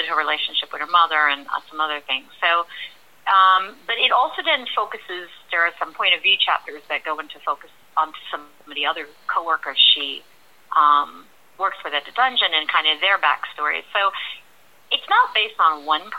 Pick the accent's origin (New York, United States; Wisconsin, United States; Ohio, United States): New York, United States; New York City; I am born and raised in New York